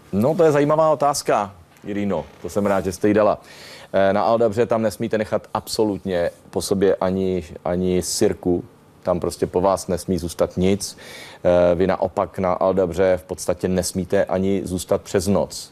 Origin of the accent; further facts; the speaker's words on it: Czechia; my jsme Češi takový, taková podivná partička